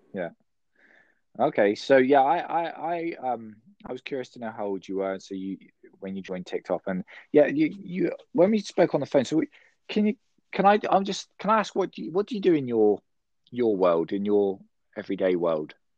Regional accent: United Kingdom; I'm from the United Kingdom.

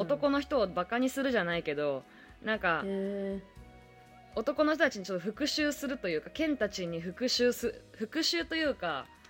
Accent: Toyama, Japan; now in Tokyo, Japan; まあ富山帰っとったりとかもしとったからね地元に帰ったりとか

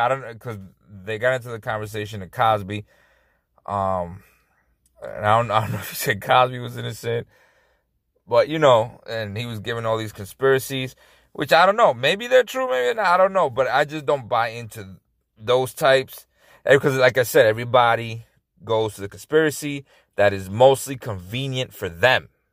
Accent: Dominican Republic; I was born in Dominican Republic

